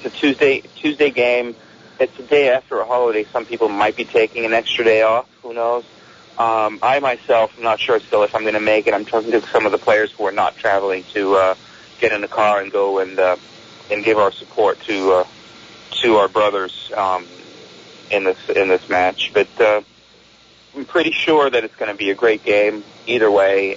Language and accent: English; Milan, Lombardy, Italy; now in United States; I grew up in Milan, Italy